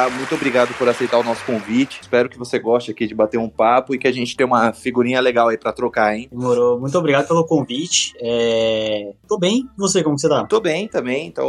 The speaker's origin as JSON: {"language": "Portuguese", "region": "São Paulo", "country": "Brazil", "said": "Pra quem tá ouvindo a primeira vez, a gente é de São Paulo."}